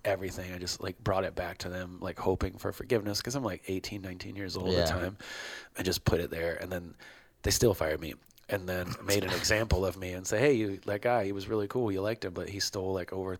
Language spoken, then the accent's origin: English; Baltimore, Maryland, United States; I grew up in Baltimore